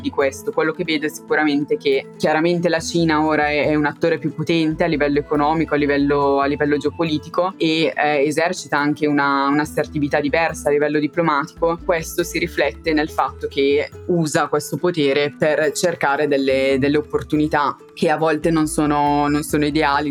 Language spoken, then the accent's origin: Italian; Italy; moved away as an adult; now in London, United Kingdom; sono vicina all'Italia, quindi spesso posso tornare